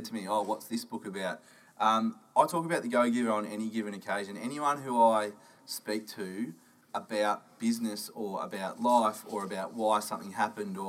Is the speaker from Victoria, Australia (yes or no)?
yes; Shepparton, Victoria, Australia; also born or lived in Northern Territory / Bendigo; I grew up country Victoria, a place called Shepparton